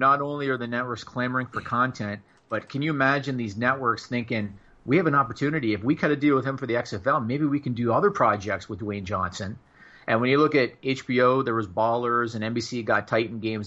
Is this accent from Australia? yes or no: no; Canada; I'm Canadian